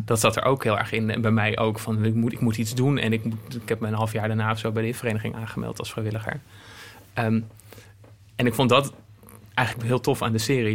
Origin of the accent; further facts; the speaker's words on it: Apeldoorn, Gelderland, Netherlands; moved away as an adult; also born or lived in Zwolle; ik ben in Apeldoorn opgegroeid en ik ging in Zwolle studeren.